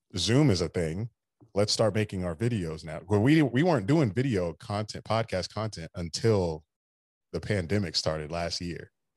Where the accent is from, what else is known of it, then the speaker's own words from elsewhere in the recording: Daytona Beach, Florida, United States; I grew up in Daytona Beach, so I've always been going to the Daytona five hundred with my dad